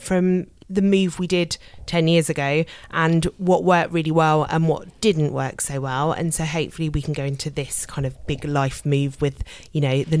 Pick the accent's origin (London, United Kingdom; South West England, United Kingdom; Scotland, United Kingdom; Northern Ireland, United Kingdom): London, United Kingdom; also born or lived in Melbourne, Australia; I grew up in North London, yeah.